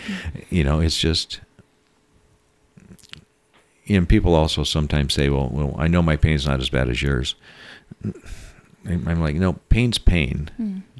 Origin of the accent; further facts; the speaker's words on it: Seattle, Washington, United States; And they asked me, I was from Seattle, I'd done bigger things than they had ever done, and asked me to lead the committee. And I said, no, this isn't my town.